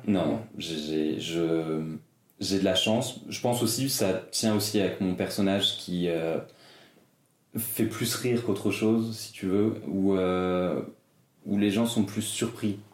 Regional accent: Brittany, France; Alors moi je suis né en Bretagne, genre plein milieu de la Cambrousse, un bled de, 300 habitants, vraiment la, campagne quoi. Et euh, j'ai fait toute, ma, toute mon enfance là-bas jusqu'à mes 12 ans

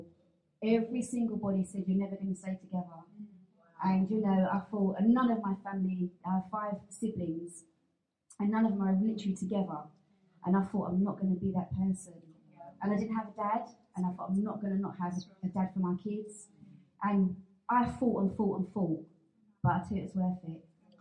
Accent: London, United Kingdom; we're from South London

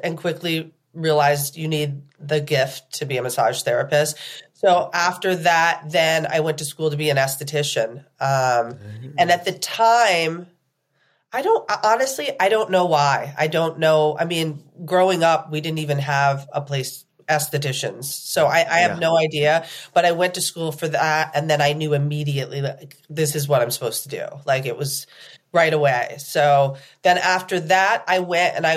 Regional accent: Plattsburgh, New York, United States; also born or lived in Manhattan, New York; I was born in Manhattan, but I was raised in Plattsburgh, New York

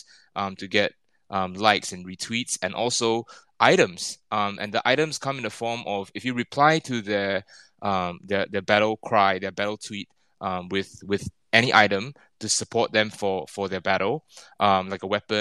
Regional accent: Singapore; moved away as an adult; now in Tokyo, Japan; I'm Singaporean, but I've been based in Tokyo for 11 years now

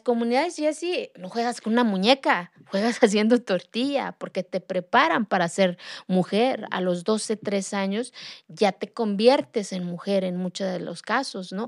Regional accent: Santa María Quiegolani, Oaxaca, Mexico; first language Zapotec; Spanish is a second language; moved away; Yo soy de la Sierra de Oaxaca, de una comunidad que se llama Santa María Kiegolani, de la cual me siento orgullosa de hablar mi lengua materna, yo hablo el zapoteco. Yo aprendí a hablar el español ya de grande

